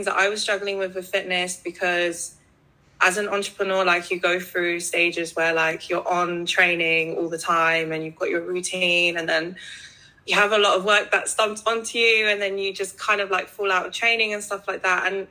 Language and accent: English; London, United Kingdom; I'm from London. I was born and raised here